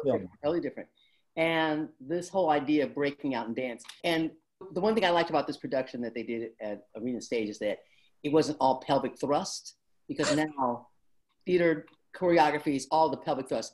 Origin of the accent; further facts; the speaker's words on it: Detroit, Michigan, United States; I grew up in Detroit and that's where my father worked